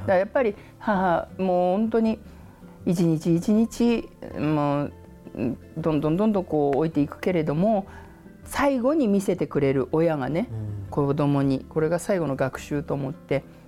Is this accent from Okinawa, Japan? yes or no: no; Tokyo, Japan; うち東京の人間だけど